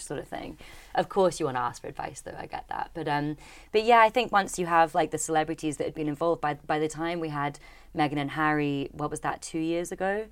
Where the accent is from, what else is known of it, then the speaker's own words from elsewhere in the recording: Dornoch, Scotland, United Kingdom; I'm from Doornach in the Highlands